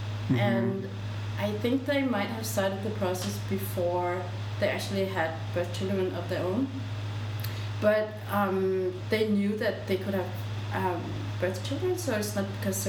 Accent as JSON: {"language": "English", "country": "Denmark", "tie": "born or raised there", "also_born_or_lived": "South Korea", "moved": "as an adult", "lives_now": "Seoul, South Korea"}